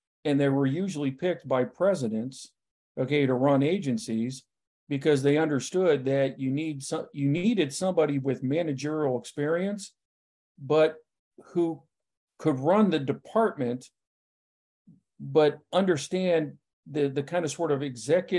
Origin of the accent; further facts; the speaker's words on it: Mid-Atlantic / Northeast, United States; for those of us born and raised in the Mid-Atlantic and the Northeast